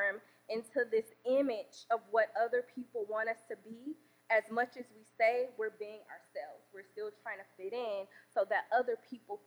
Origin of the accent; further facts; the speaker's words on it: Birmingham, Alabama, United States; accent: Southern drawl; also born or lived in Washington, D.C.; now in St. Louis, United States; I am from Birmingham, Alabama. I grew up in the hood